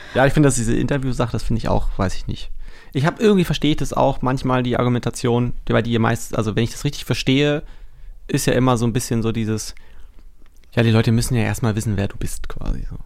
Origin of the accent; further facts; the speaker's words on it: Berlin, Germany; moved away as an adult; now in Brandenburg, Germany; Hier bin ich geboren. Ich bin aus Berlin